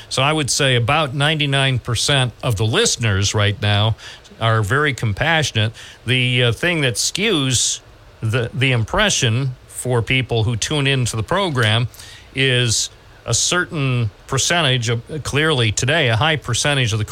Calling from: Owego, New York, United States; I'm calling from Owego, New York.

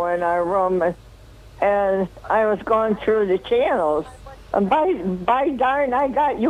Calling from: Dickinson, New York, United States; … from the town of Dickinson.

